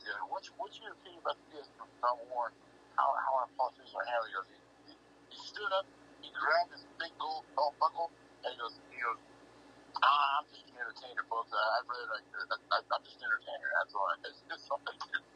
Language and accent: English; Kansas, United States; I grew up in Kansas, so I came from Dixie.